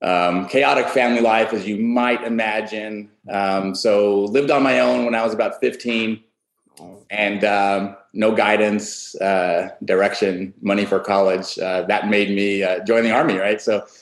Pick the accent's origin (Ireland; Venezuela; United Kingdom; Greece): Greece; born there; I was born in Greece.